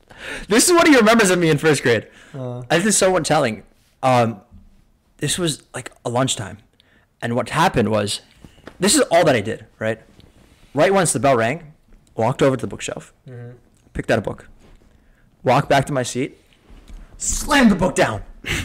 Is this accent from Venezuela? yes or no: no; New Jersey, United States; also born or lived in California; first grade is when I moved from California to Jersey